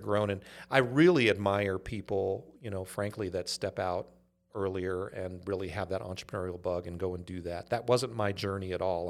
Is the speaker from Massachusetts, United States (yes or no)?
no; Inglewood, California, United States; also born or lived in Los Angeles, California; grew up in a, a town called Inglewood